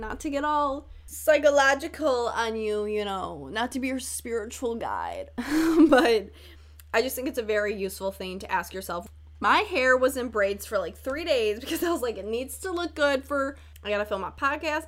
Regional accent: Chicago, Illinois, United States; accent: northern; I'm from Chicago

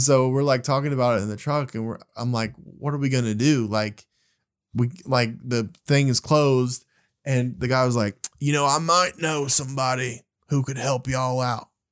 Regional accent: Birmingham, Alabama, United States; we're from Birmingham, Alabama

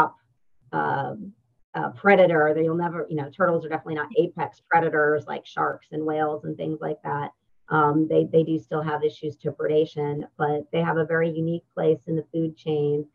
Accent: Pennsylvania, United States; moved away as an adult; also born or lived in North Carolina; now in Mississippi, United States; I grew up in Pennsylvania, so landlocked.

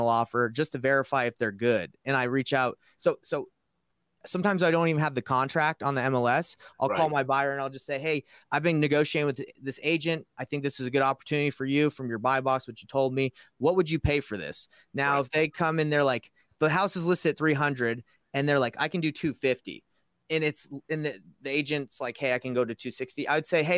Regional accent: Georgia, United States; moved away; I'm from Georgia originally. So I have a 404 number.

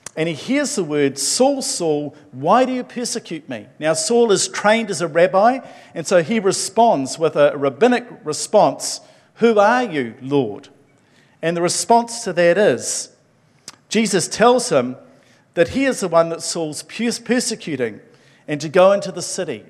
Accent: Levin, Manawatū-Whanganui, New Zealand; moved away; I grew up in the metropolis of Levin.

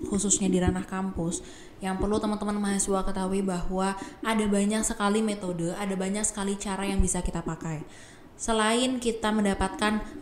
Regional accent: Pemalang, Central Java, Indonesia; saya datang dari Pemalang, Jawa Tengah dan sekarang duduk di semester 5 angkatan 2019.

